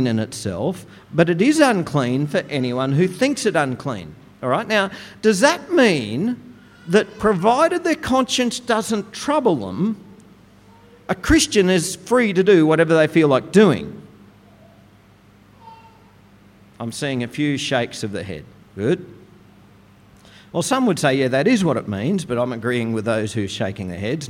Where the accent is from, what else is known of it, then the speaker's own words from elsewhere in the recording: Goondiwindi, Queensland, Australia; As a teenager growing up in Gundawindi